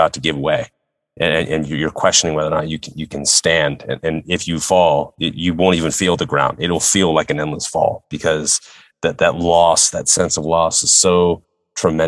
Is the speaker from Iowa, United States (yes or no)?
no; San Francisco, California, United States; San Francisco, my hometown